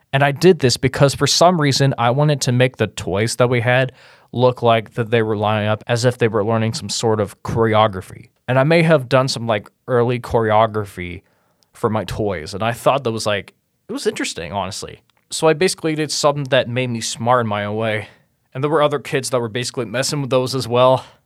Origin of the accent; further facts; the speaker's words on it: Cincinnati, Ohio, United States; I was born and raised in Cincinnati, Ohio